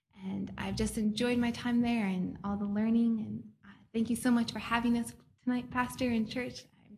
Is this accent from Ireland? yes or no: yes; Dublin, Leinster, Ireland; I'm from Dublin, Ireland. I grew up there from the age of 7, and my dad's the pastor there.